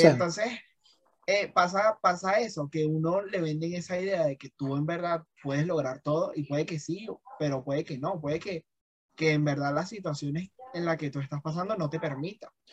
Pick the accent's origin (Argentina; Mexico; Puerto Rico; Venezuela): Venezuela; now in Colombia; como venezolano aquí en Colombia